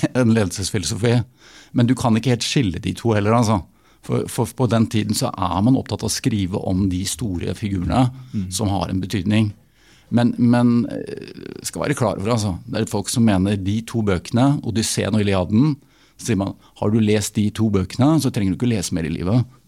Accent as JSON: {"language": "Norwegian", "region": "Oslo", "country": "Norway", "said": "Nå kommer jeg fra Oslo"}